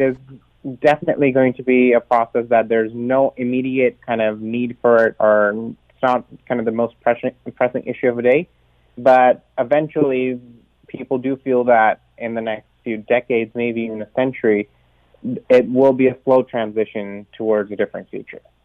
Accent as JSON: {"language": "English", "country": "Canada", "moved": "yes", "said": "as a Canadian"}